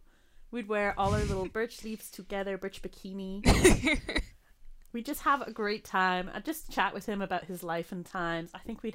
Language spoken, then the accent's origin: English; United States; now in Scotland, United Kingdom; I was raised in America